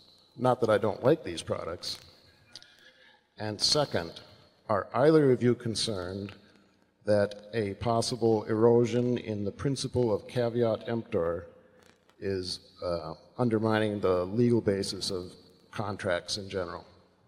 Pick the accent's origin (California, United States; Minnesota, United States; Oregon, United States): Minnesota, United States; Minneapolis; I am from Minneapolis, Minnesota.